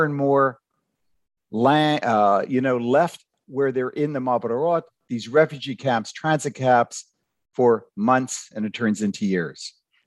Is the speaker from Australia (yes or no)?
no; Ottawa, Ontario, Canada; I grew up in Ottawa.